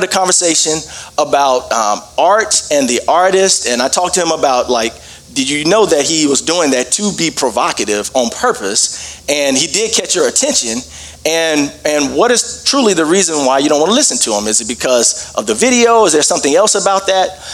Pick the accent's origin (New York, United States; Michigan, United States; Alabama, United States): Alabama, United States; Birmingham; moved away as an adult; also born or lived in Dallas, Texas; now in Denver, United States; I live in Denver, Colorado, but I grew up in Birmingham, Alabama